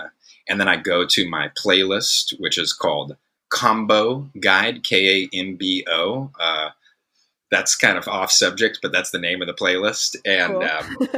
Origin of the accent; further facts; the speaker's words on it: San Francisco, California, United States; I come from San Francisco